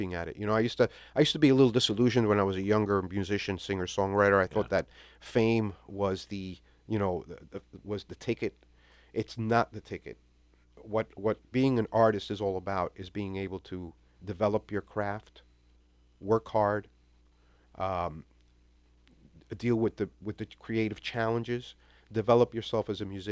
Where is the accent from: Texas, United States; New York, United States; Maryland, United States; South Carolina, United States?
New York, United States; New York City; now in South Florida, United States; born and raised in New York City